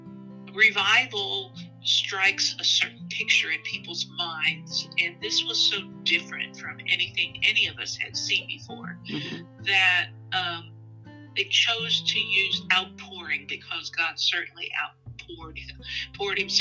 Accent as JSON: {"language": "English", "town": "Herrin", "region": "Illinois", "country": "United States", "tie": "born or raised there", "also_born_or_lived": "Eastern Kentucky", "moved": "as an adult", "lives_now": "Wilmore, United States", "said": "I grew up in Southern Illinois in the little town of Heron, and left home to go to college at Asbury College in the 70s"}